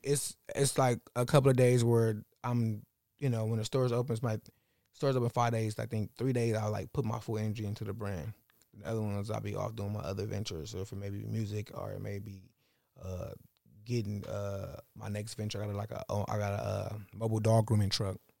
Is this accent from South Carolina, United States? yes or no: no; Los Angeles, California, United States; I grew up in, like, fifty percent in the jungles and fifty percent in West L